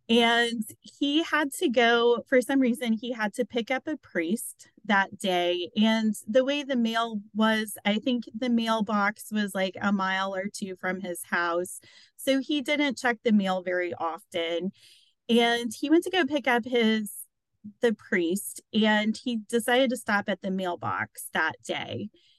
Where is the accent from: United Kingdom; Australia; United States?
United States; Evansville, Indiana; I'm from Evansville. So if you're watching from Evansville, I feel like I grew up in an area where most kids didn't have passports and haven't been out of the area and haven't traveled.